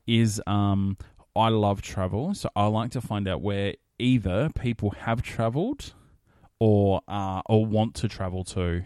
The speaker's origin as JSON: {"language": "English", "town": "Adelaide", "region": "South Australia", "country": "Australia", "also_born_or_lived": "Elizabeth / Ecuador / Peru", "said": "I'm originally from Adelaide, and it's where I still live"}